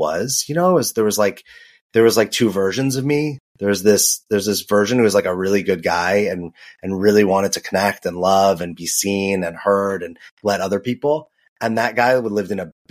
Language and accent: English; Los Angeles, California, United States; moved away; also born or lived in New York; I grew up in Los Angeles. I lived in New York.